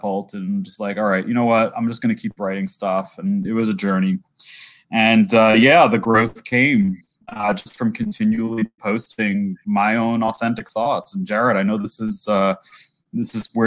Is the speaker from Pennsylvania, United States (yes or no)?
no; New York, United States; as a New Yorker